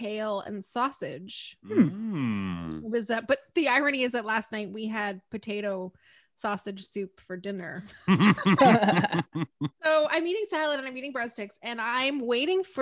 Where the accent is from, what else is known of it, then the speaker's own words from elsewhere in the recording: Guelph, Ontario, Canada; I grew up in Guelph in Ontario